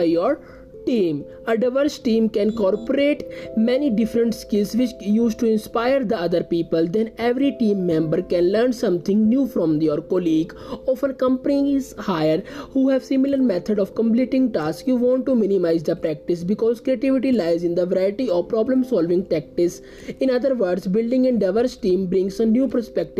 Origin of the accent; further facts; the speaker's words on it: India; I am from India